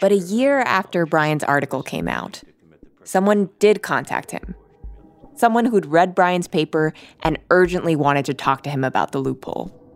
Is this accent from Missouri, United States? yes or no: no; Miami, Florida, United States; now in Brooklyn, United States; I'm like from Miami, Florida. I live in Brooklyn